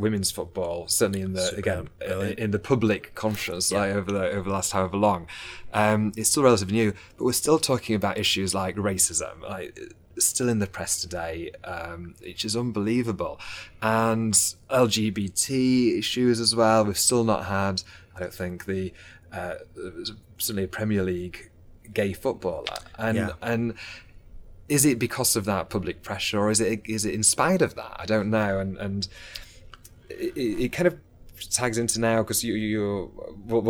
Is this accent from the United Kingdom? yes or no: yes; Doncaster, Yorkshire and the Humber, United Kingdom; moved away; I'm from Doncaster originally